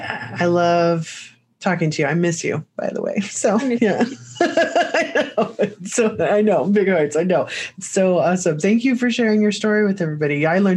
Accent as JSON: {"language": "English", "area": "Indiana and Illinois", "region": "Midwest", "country": "United States", "tie": "born or raised there", "said": "I grew up in Indiana and Illinois as well."}